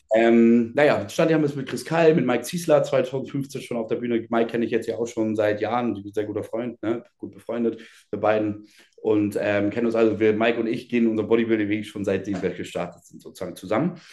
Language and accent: German; Schenefeld, Schleswig-Holstein, Germany; bei uns in Schenefeld, ich komme aus Schenefeld, oder Schenefelder geboren